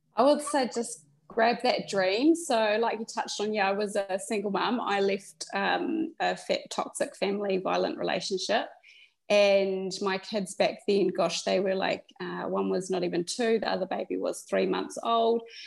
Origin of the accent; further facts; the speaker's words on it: New Zealand; moved away; also born or lived in Australia; originally we're from New Zealand as our country of citizenship, but we were living in Australia.